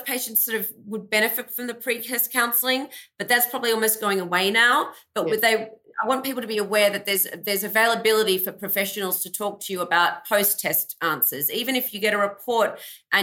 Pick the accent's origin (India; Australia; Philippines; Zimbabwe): Australia; moved away as an adult; also born or lived in Melbourne, Australia; now in United States; I grew up in Australia, hence my accent.